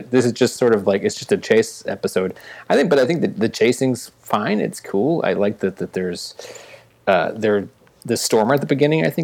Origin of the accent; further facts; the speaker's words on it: New York, United States; I'm a New Yorker.